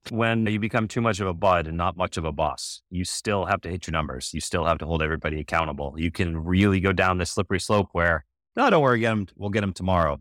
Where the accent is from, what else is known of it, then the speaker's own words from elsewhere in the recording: Boston, Massachusetts, United States; I'm from Boston. I grew up during the decade of excellence with Patriots, Red Sox, Bruins, Celtics.